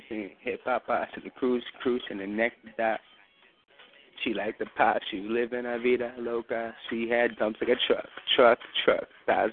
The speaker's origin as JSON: {"language": "English", "region": "New York", "country": "United States", "said": "New York."}